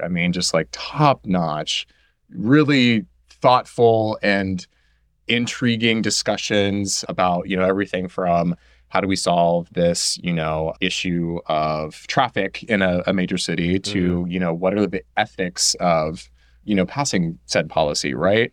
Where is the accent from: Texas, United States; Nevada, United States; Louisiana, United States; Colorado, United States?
Texas, United States; Houston; I'm a native born Houstonian. Mm-hmm. So I lived here my whole life. Mm-hmm. I grew up in near North Side